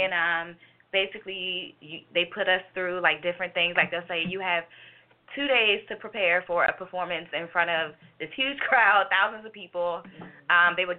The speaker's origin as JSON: {"language": "English", "town": "Los Angeles", "region": "California", "country": "United States", "said": "Yeah. Well, Woodland Hills now."}